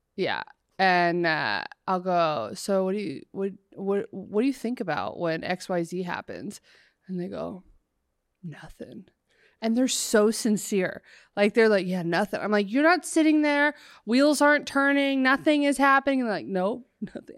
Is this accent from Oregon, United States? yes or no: yes; Oregon, United States; now in Los Angeles, United States; I'm from Oregon